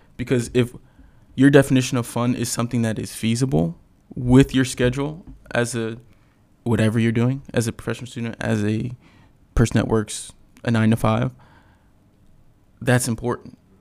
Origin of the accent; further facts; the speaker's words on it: Tampa, Florida, United States; that's the city that I rep. That's my city.